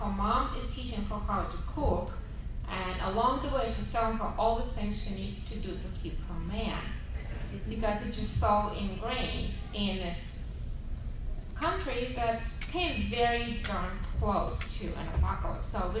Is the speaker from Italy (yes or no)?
no; Russia; moved away; my background is I grew up in Soviet Russia